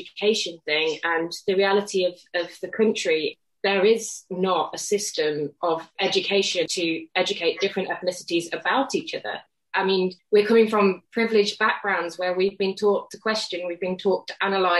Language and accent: English; United Kingdom; I'm British. I'm from a country that has ashamed itself with the latest World Cup in terms of its own people.